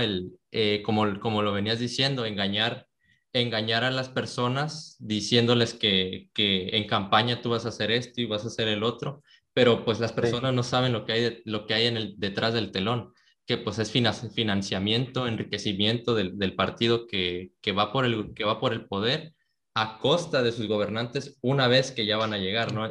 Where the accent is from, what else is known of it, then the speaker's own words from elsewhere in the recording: Mexico; nosotros que somos, mexicanos